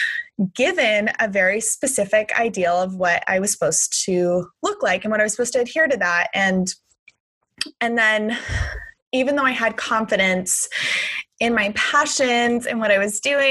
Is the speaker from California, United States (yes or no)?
yes; Southern California, United States; I grew up in Southern California in the 90s